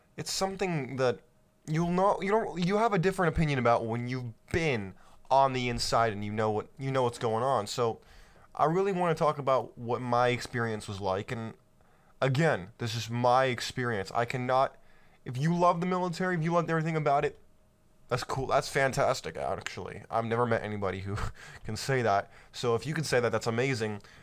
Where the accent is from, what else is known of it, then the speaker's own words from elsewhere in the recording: California, United States; I grew up in California